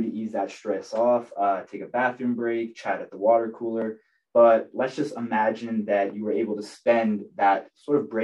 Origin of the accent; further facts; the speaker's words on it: Tampa, Florida, United States; I'm from Tampa Bay, Florida